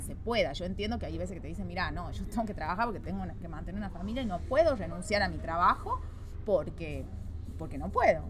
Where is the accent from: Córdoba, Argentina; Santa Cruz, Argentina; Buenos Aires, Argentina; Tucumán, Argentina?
Tucumán, Argentina; San Miguel de Tucumán; moved away as an adult; now in Santiago, Chile; Tucumán, Argentina, mi ciudad de origen